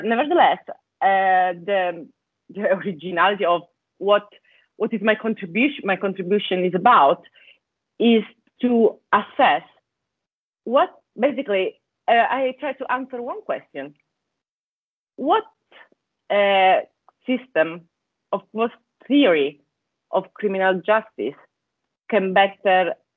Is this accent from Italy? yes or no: yes; Italy; English is a second language; moved away as an adult; also born or lived in Bologna, Italy / Scotland; as you can guess from my accent, I come from Italy, is where I studied law at the University of Bologna